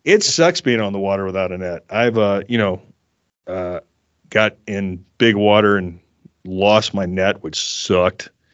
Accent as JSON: {"language": "English", "region": "South Carolina", "country": "United States", "tie": "born or raised there", "also_born_or_lived": "Orange County, California", "moved": "as an adult", "lives_now": "Colorado, United States", "said": "I grew up in South Carolina, and then I moved to Southern California"}